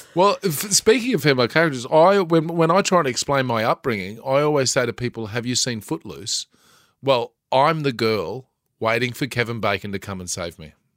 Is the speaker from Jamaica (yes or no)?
no; Bundaberg, Queensland, Australia; I grew up in Bundaberg.